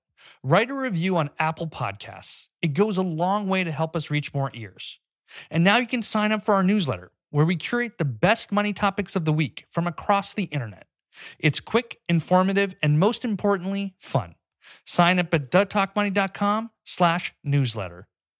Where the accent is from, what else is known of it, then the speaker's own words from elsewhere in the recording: Islamabad, Islamabad Capital Territory, Pakistan; moved away; I grew up in Pakistan. So I got to Islamabad, Pakistan in 92 or 93. In fourth grade, I went to the international school there, and then I graduated.